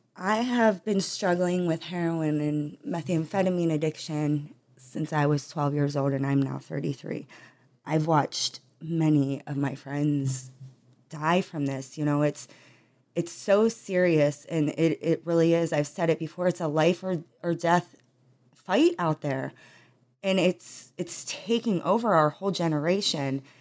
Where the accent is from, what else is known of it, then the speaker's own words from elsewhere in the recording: Trumbull County, Ohio, United States; I was born in Trumbull County, Ohio